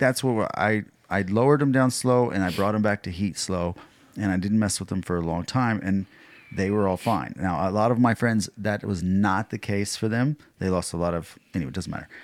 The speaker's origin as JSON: {"language": "English", "region": "Texas", "country": "United States", "said": "I'm from Texas"}